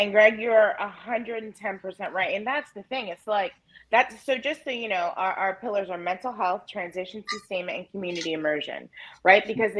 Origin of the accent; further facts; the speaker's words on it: Albany, New York, United States; So you guys know, Uncle … was I came from Albany, New York.